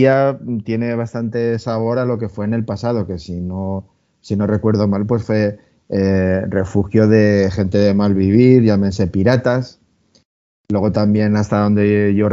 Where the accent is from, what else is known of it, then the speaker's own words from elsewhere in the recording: Valencian Community, Spain; se nos ve un poco el plumero que somos valencianos, ¿eh?